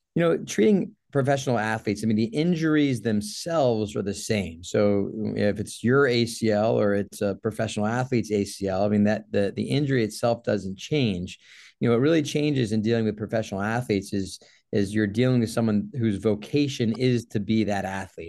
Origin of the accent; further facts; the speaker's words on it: Jacksonville, Florida, United States; also born or lived in New Orleans / New York / Los Angeles; I'm actually from Jacksonville, Florida. I was born and raised here